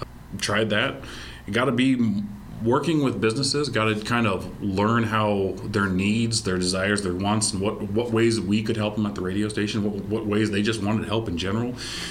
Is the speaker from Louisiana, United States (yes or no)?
no; Mason City, Iowa, United States; so I graduated Mason City High School back in 2003